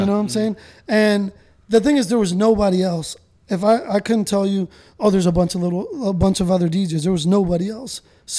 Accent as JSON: {"language": "English", "town": "Miami", "region": "Florida", "country": "United States", "tie": "born or raised there", "said": "but I'm Spanish. I'm spick, you know what I'm saying? How do you know all this shit? I'm like, dude, I grew up in South Miami. It's all Caribbean."}